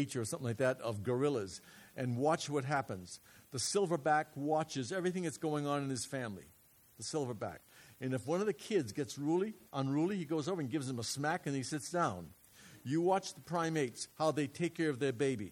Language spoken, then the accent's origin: English; New England, United States; moved away; I'm from New England. When I was a kid, we ate haddock all the time